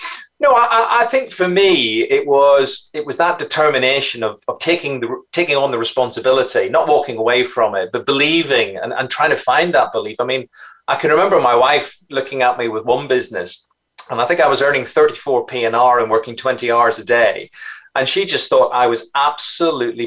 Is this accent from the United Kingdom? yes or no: yes; Belfast, Northern Ireland, United Kingdom; moved away as an adult; also born or lived in Scotland / Yorkshire; as you can probably tell from my accent, I'm from Northern Ireland. I was brought up in Belfast.